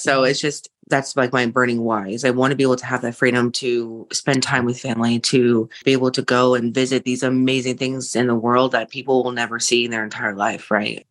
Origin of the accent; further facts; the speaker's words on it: Seattle, Washington, United States; I am from the Seattle area